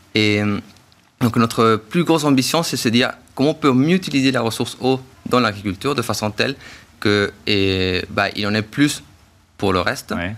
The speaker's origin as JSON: {"language": "French", "country": "Chile", "moved": "yes", "said": "je viens du coup du Chili"}